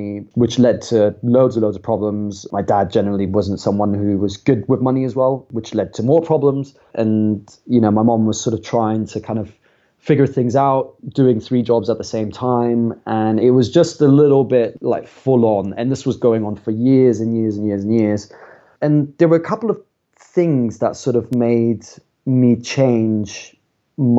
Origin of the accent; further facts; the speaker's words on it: a small town just outside of Frankfurt, Hesse, Germany; moved away as an adult; also born or lived in London, United Kingdom; now in United Kingdom; So I grew up in Germany and I grew up in a small town just outside of Frankfurt.